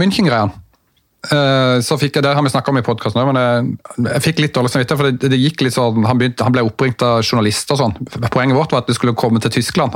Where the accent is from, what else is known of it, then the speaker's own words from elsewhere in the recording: Mandal, Agder, Norway; jeg er jo fra Mandal